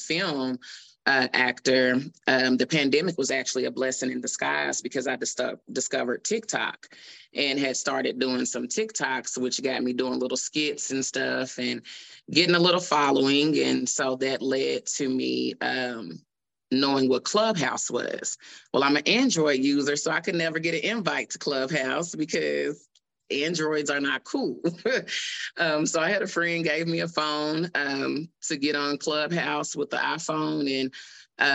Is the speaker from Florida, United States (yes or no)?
no; Oklahoma City, Oklahoma, United States; I'm from Oklahoma City, Oklahoma. Born and raised.